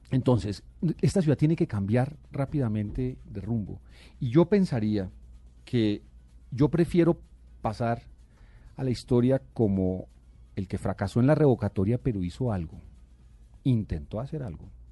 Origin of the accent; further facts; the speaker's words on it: Bogotá, Colombia; yo nací en Bogotá y, y yo aspiro a morir en esta ciudad que es la mía